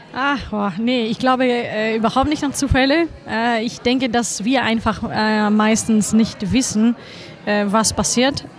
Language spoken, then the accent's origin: German; Greece; moved away; als Griechin, äh, und ohne dass das klischeehaft äh, klingt, äh, hatte ich das große Glück, äh, schon als Kind mit Philosophie in Berührung zu kommen